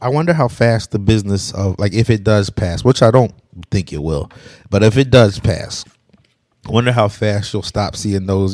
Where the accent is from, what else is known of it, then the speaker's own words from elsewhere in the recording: Pennsylvania, United States; moved away; also born or lived in New Jersey; I'm from Pennsylvania